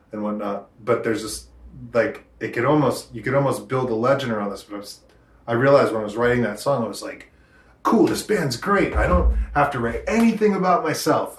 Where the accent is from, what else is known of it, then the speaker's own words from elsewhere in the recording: Rochester, New Hampshire, United States; also born or lived in Portsmouth, New Hampshire; growing up in Rochester, you know, around a bunch of … listening to rednecks